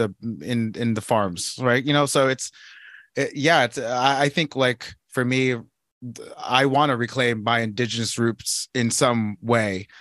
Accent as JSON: {"language": "English", "country": "Philippines", "said": "I'm Filipino"}